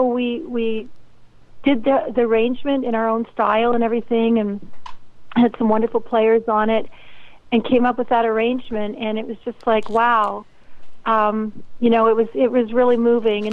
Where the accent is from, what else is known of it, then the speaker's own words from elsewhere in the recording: Canada; I'm based in Canada. I'm a Canadian